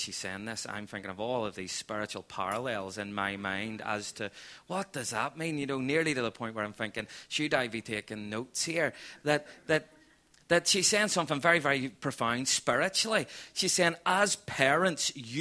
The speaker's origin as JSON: {"language": "English", "town": "Belfast", "region": "Northern Ireland", "country": "United Kingdom", "moved": "as an adult", "lives_now": "Portadown, United Kingdom", "said": "We're originally from East Belfast, and we now just love living in Portadown in this county"}